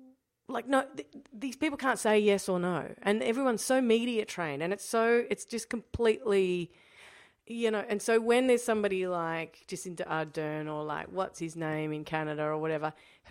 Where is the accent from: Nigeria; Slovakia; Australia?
Australia; I think one thing that you could learn as an Australian in opposition